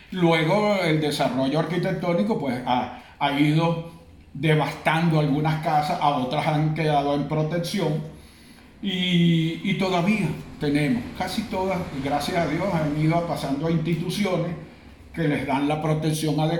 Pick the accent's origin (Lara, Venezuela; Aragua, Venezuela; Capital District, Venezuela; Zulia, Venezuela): Capital District, Venezuela; Caracas; also born or lived in La Grita, Táchira; now in Maracay, Venezuela; aunque nací en Caracas, venía a Maracay desde muy pequeño porque mi familia originaria de los Andes, de la Grita, pues este, estableció Maracay como su segundo territorio.